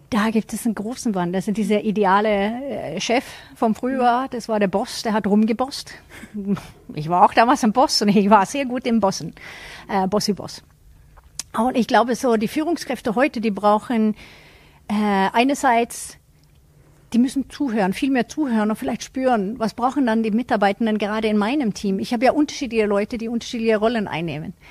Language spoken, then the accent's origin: German; Sweden; als Schwedin